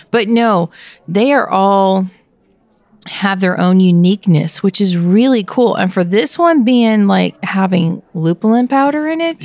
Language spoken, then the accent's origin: English; Pennsylvania, United States; my home state is the uniqueness of the east side and the west side